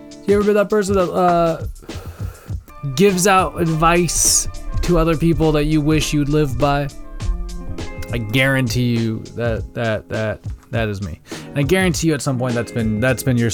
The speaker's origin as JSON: {"language": "English", "town": "Wenatchee", "region": "Washington", "country": "United States", "tie": "born or raised there", "said": "that Ice-T movie that was also coincidentally partially filmed in my hometown. The only probably movie claim to fame that Wenatchee Valley has"}